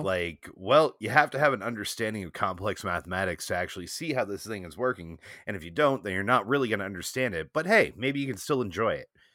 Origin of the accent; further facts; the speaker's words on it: Boston, Massachusetts, United States; as a Bostonian